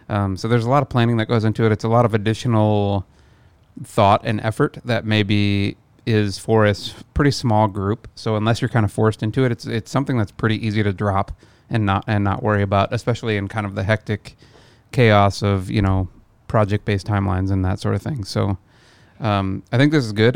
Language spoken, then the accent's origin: English; near Omaha, Midwest, United States; moved away; land in Omaha, drive back to my hometown